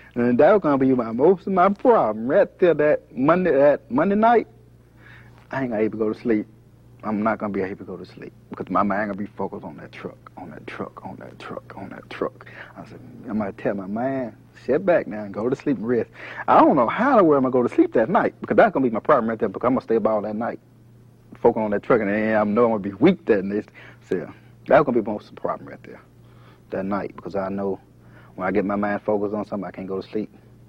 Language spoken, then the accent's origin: English; Conneaut, Ohio, United States; I'm from Little Conneaut. I'm from Conneaut. That's on the other side of Marsh. A little small country. A little country town.